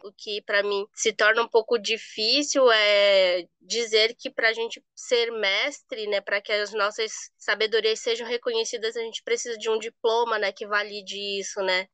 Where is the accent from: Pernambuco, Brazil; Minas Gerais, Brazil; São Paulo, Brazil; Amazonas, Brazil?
Amazonas, Brazil; Manaus; moved away; sou natural de Manaus